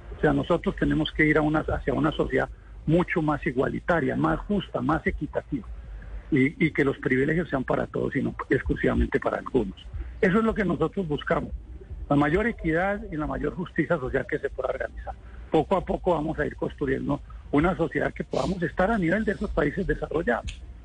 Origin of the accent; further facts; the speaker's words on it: Líbano, Tolima, Colombia; moved away as an adult; also born or lived in Sweden / Bucaramanga / Ibagué; en el municipio en donde nací, en el Líbano